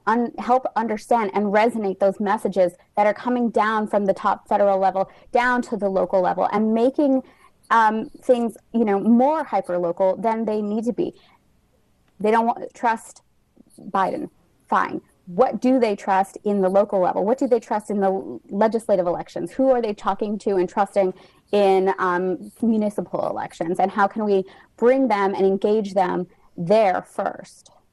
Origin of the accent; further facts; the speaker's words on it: New Mexico, United States; now in Alexandria, United States; I was born and raised in New Mexico.